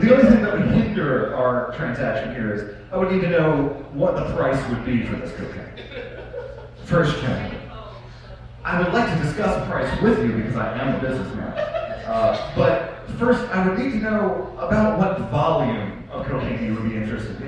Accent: Baltimore, Maryland, United States; growing up in Baltimore City

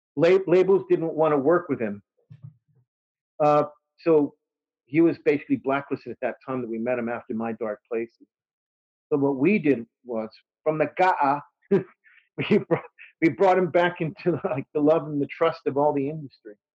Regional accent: Texas, United States; moved away; I'm from Texas

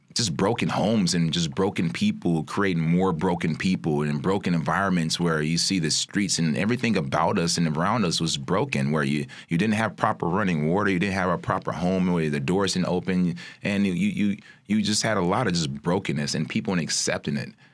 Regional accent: Chicago, Illinois, United States; also born or lived in Maywood, Illinois; I'm born and raised in Chicago native, out, just outside of Maywood

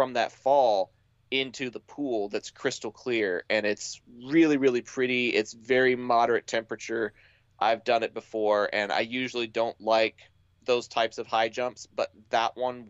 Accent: Dallas, Texas, United States; my hometown, Dallas, Texas.

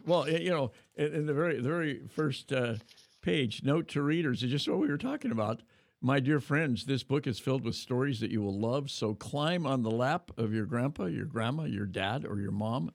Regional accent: California, United States; California to my hometown

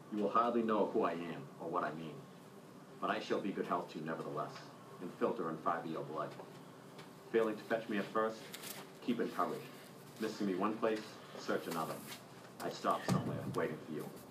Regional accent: Braintree, Massachusetts, United States; I'm from Braintree, Massachusetts

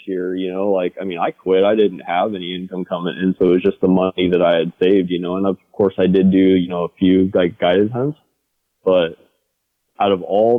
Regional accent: Western Washington, United States; I grew up in Western Washington

